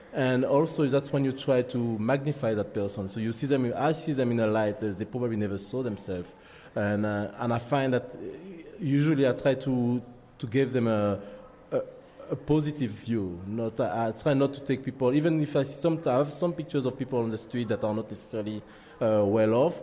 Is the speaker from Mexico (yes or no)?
no; Martinique; accent: French; English is a second language; moved away as an adult; also born or lived in France / Spain / United Kingdom; now in Canada; I'm from Martinique, French Caribbean island, West Indies